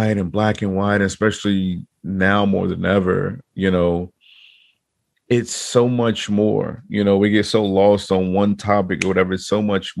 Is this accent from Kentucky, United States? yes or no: no; Chicago, Illinois, United States; moved away; also born or lived in Virginia; I grew up in Chicago